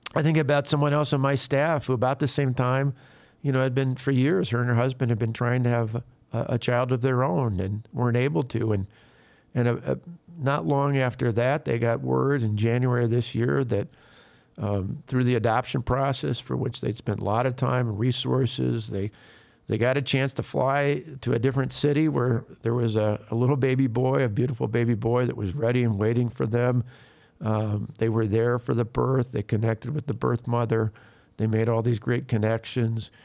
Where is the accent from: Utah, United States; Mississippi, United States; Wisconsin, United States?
Wisconsin, United States; people in Wisconsin, in my home state